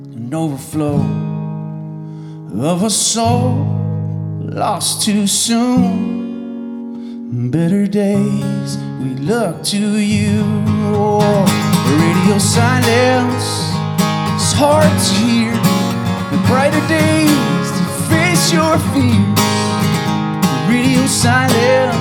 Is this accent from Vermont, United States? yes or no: yes; Burlington, Vermont, United States; I was a kid growing up in Burlington